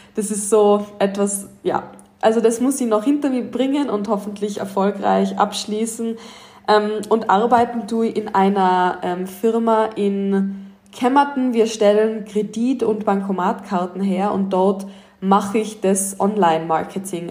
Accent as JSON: {"language": "German", "region": "Tyrol", "country": "Austria", "moved": "as an adult", "lives_now": "Los Angeles, United States", "said": "ich komme aus Tirol in Österreich, ich bin 23 Jahre alt. Wie man sicher dann öfter an meinem Dialekt hören darf, ähm, bin ich auch Österreicherin"}